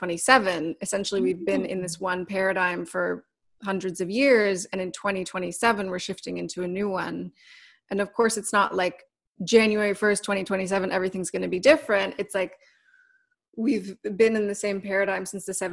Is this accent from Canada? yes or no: yes; Canada; now in Los Angeles, United States; I'm Canadian, so I'm not even from here